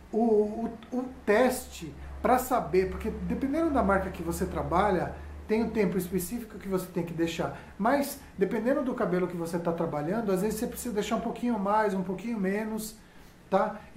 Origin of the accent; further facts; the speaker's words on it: São Paulo, Brazil; sou aqui de São Paulo, trabalho e moro aqui, né, em São Paulo